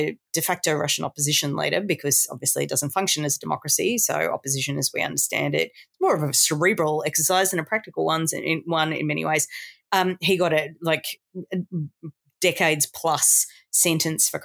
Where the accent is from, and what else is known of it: Australia